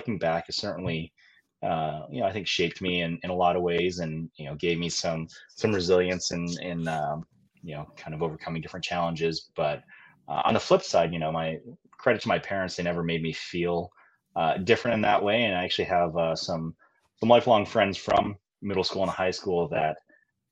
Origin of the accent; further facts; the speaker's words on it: Western New York, United States; also born or lived in South Korea; I grew up in the Western New York area